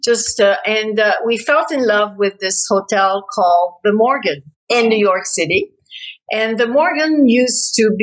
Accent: Quebec City, Quebec, Canada; moved away as an adult; also born or lived in Toronto; now in Montreal, Canada; I now live in Montreal, but I was born and raised in Quebec City

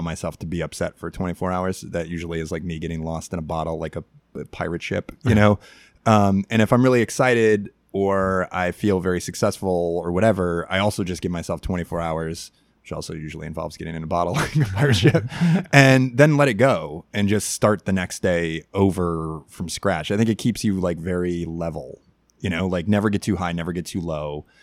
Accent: Chicago, Illinois, United States; I grew up in Chicago in the 1990s

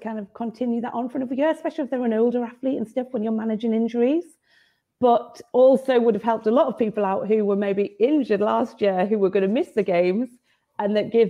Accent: United Kingdom; that's always something as a British athlete

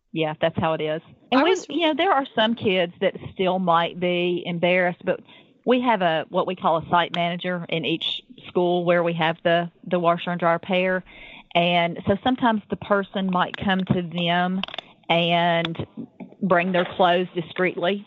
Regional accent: the South, United States; I am from the South

